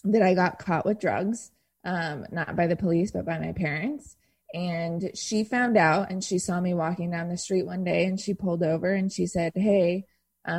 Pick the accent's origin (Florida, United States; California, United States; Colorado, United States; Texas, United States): California, United States; Irvine; I grew up in Irvine.